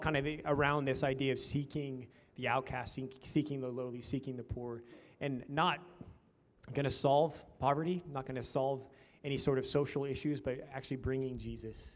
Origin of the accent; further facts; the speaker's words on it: Nebraska, United States; moved away; I'm originally from Nebraska, but I've been in the community